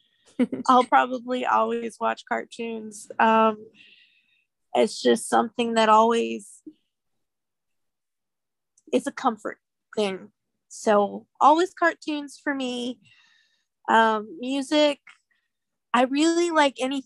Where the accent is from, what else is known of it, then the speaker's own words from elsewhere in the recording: Colorado, United States; moved away; I grew up in Colorado.